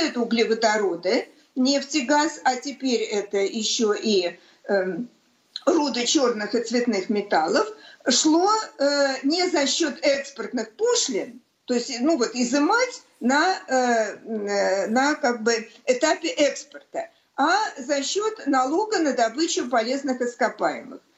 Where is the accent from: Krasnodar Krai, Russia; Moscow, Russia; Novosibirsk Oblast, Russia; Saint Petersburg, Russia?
Saint Petersburg, Russia; как у всех коренных ленинградцев, естественно, у меня дед погиб в блокаду Ленинграда